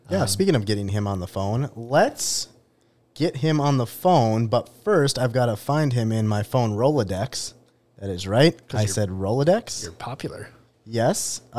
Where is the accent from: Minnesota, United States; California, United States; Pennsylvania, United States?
Minnesota, United States; I grew up in Minnesota.